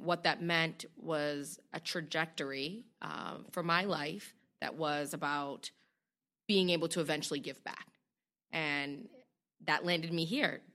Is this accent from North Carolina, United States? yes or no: no; Boston, Massachusetts, United States; I was a young girl growing up in Roxbury